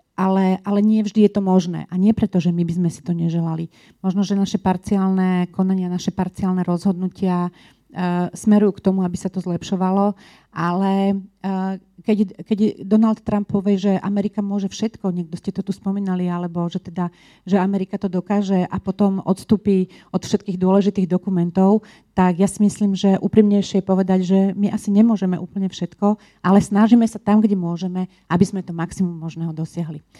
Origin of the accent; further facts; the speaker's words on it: Bratislava, Bratislava Region, Slovakia; also born or lived in Brussels; u nás v Bratislave